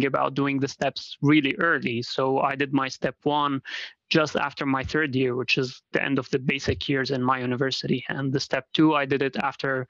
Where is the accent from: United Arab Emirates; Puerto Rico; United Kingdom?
United Arab Emirates; Dubai; moved away as an adult; also born or lived in Syria; now in Rochester, United States; I'm originally from Syria, actually, but I lived most of my life in Dubai, in the UAE.